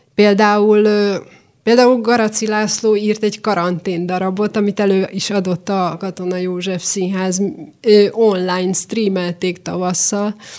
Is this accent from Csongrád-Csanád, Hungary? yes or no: yes; Szentes, Csongrád-Csanád, Hungary; moved away as an adult; also born or lived in Eperjes; now in Budapest, Hungary; Én szentesen születtem